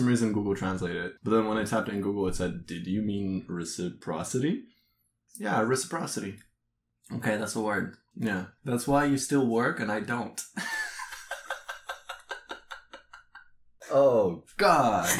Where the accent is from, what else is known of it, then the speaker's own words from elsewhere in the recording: Canada; also born or lived in Eastern Europe; don't think of me as a Canadian. Think of me as an Eastern European, because as a Canadian, we have a reputation to uphold